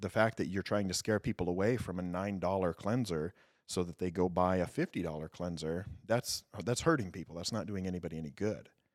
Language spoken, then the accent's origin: English; Southeast Idaho, United States; moved away as an adult; I am an Idaho native. I grew up in Southeast Idaho.